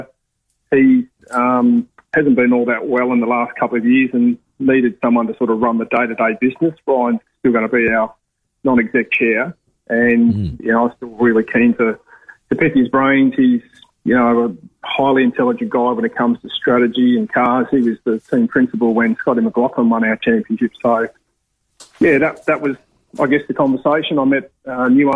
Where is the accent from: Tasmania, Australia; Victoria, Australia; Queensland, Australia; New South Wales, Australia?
Tasmania, Australia; moved away; I grew up in Tassie